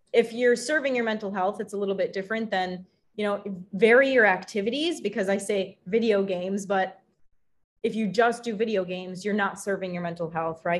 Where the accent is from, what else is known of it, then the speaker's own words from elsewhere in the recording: Wisconsin, United States; in the Midwest because I grew up in Wisconsin